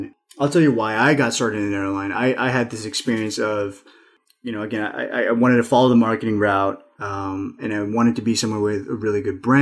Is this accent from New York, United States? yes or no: yes; New York City, New York, United States; also born or lived in Nepal / Astoria, Queens; I'm an immigrant myself and also son of immigrants, although I was raised in New York